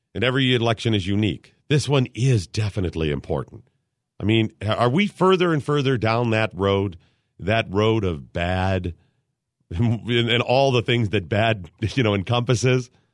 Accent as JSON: {"language": "English", "town": "Cleveland", "region": "Ohio", "country": "United States", "also_born_or_lived": "Dayton, Ohio", "said": "Skip and I used to live in Dayton for a while, and I'm from Cleveland area"}